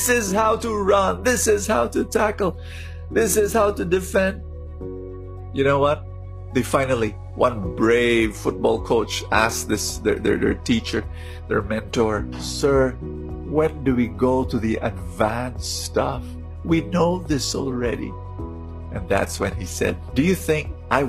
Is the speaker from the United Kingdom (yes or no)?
no; Philippines; I'm a Filipino